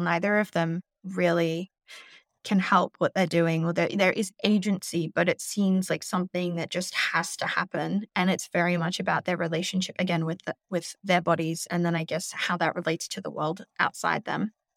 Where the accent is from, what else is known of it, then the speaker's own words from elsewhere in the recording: Australia; now in New York, United States; I'm an Australian. I live in New York